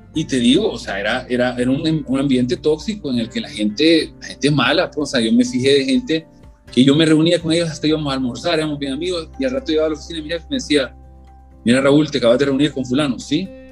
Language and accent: Spanish; El Salvador; mi papá era ingeniero agrónomo, pues, de, de aquí de El Salvador. Yo crecí prácticamente estudiando agricultura